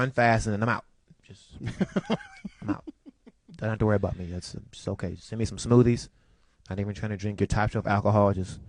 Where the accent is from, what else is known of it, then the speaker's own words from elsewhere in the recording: Washington, District of Columbia, United States; I'm from Washington, D.C.